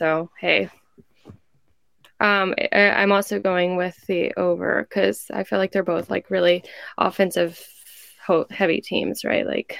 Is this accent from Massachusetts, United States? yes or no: no; Fort Worth, Texas, United States; I'm a TCU hater at heart, but I am also born and raised in Fort Worth, right?